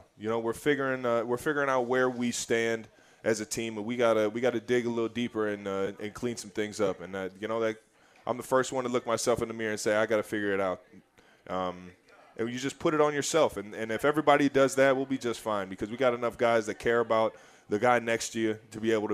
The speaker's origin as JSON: {"language": "English", "town": "Cleveland Heights", "region": "Ohio", "country": "United States", "said": "I'm from Cleveland Heights, Ohio"}